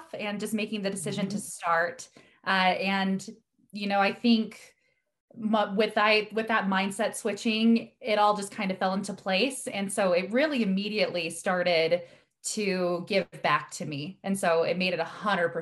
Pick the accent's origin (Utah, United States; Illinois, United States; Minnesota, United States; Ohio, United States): Utah, United States; Salt Lake City; I grew up here in Salt Lake City, Utah, in the United States